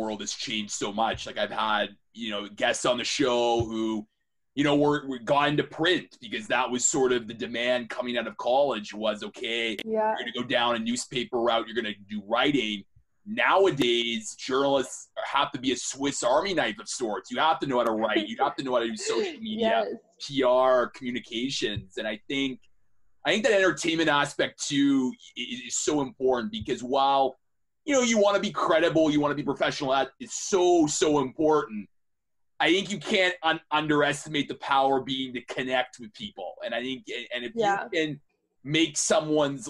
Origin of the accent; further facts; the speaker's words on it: Toronto, Ontario, Canada; I'm from Toronto, which is always considered to be Canada's version of New York.